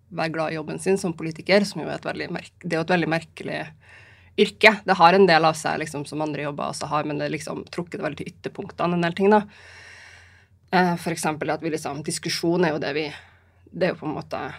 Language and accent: Norwegian; Trondheim, Trøndelag, Norway; also born or lived in Bodø; now in Oslo, Norway; Jeg kommer jo fra Trondheim og Bodø, bruker jeg å si. Så har jeg bodd et par andre steder også, men det er liksom der, der jeg har mest tilhørighet.